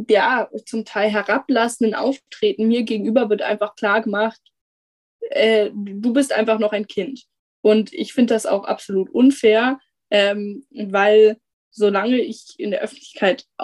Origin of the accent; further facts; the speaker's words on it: Hamburg, Germany; dann bin ich als Hamburger Schülerin davon betroffen